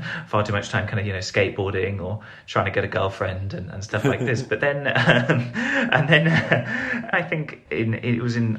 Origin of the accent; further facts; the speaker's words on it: London, United Kingdom; I was born in Southeast London, in a place called Camberwell, which is quite close to, maybe some of your listeners will know, places like Peckham or Brixton. I was born there